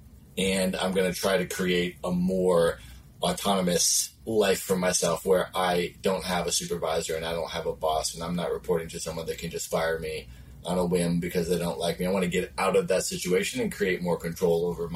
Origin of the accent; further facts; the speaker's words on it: Buffalo, New York, United States; moved away as an adult; also born or lived in Chicago, Illinois / Cleveland, Ohio / Washington, D.C. / Los Angeles, California; lived a lot on the East Coast and grew up there. Went to high school, middle school and high school in Buffalo, New York, in a suburb outside of Buffalo